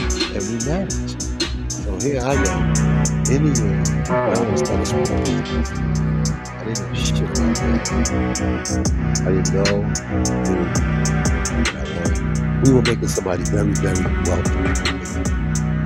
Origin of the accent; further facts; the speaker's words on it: New York City, New York, United States; I grew up in Coney Island